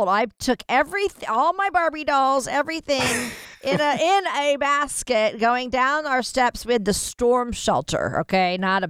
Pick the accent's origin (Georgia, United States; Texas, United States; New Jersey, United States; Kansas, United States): Kansas, United States; I grew up in Kansas, yeah.